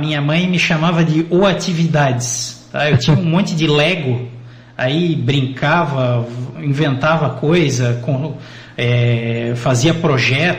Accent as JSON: {"language": "Portuguese", "town": "Joinville", "region": "Santa Catarina", "country": "Brazil", "tie": "born or raised there", "said": "Eu sou natural daqui de Joinville, nasci em 1985, brinquei muito aí pelas ruas de Joinville"}